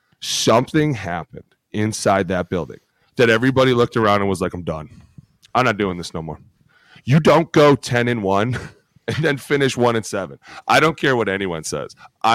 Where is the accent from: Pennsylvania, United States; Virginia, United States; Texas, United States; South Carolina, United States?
Pennsylvania, United States; Philadelphia; Just probably because I'm from Philly, and that's what I do.